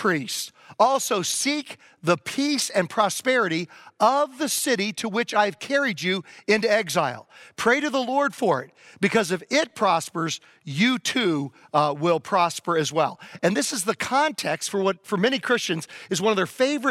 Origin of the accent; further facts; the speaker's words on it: Virginia, United States; moved away as an adult; also born or lived in Chicago, Illinois / Boston, Massachusetts / Syracuse, New York; now in California, United States; I grew up in Virginia, went to college in Chicago, seminary in Boston, and I pastored for 12 years near Syracuse, New York